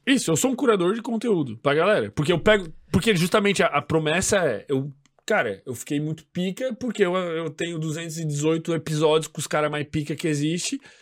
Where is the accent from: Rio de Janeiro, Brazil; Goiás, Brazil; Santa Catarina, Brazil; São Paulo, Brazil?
Santa Catarina, Brazil; Florianópolis; a gente é de Floripa